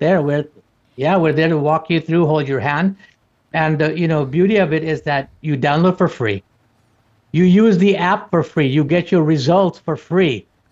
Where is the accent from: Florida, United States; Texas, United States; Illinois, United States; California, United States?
Illinois, United States; outside of Chicago; I grew up outside of Chicago